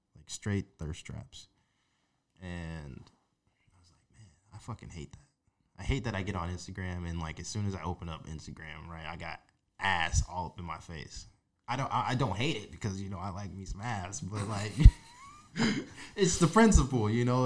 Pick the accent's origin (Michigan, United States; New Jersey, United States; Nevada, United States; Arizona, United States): Nevada, United States; Las Vegas; a teenager growing up in Las Vegas, like into my early twenties